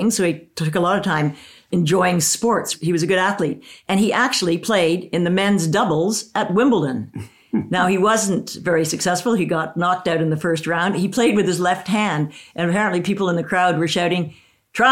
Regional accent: Canada; Speaking as a Canadian, it's interesting because I was brought up cutting out pictures of Charles

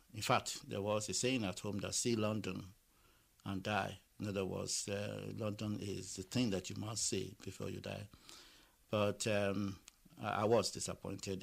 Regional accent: Lagos, Nigeria; moved away; I was born in Lagos and uh, I went to school in Lagos

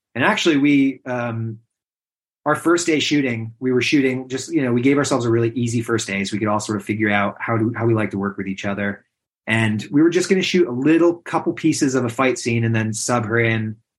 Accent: Western New York, United States; also born or lived in Adirondacks, United States; now in Catskills, United States; I grew up in Western New York, but my parents were children's camp directors, so I really spent a lot of my time in the Adirondacks

